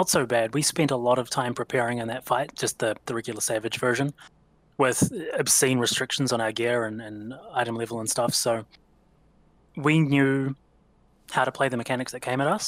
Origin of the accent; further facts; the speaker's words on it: New Zealand; being a Kiwi